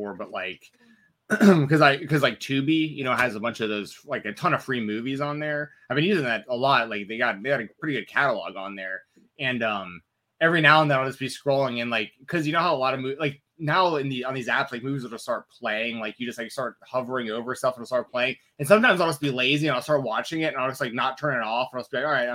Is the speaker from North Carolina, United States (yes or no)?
no; Atlanta, Georgia, United States; I grew up in Atlanta, Georgia.